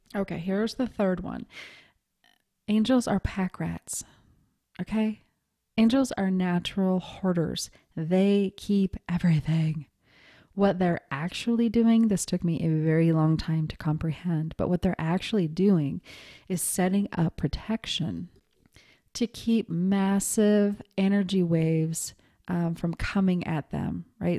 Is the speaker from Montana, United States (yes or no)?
yes; Montana, United States; I was raised in Montana